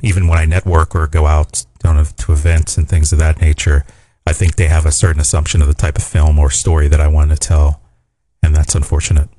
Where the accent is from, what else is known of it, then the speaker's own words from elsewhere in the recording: Pittsburgh, Pennsylvania, United States; I'm a Steelers fan. I'm from Pittsburgh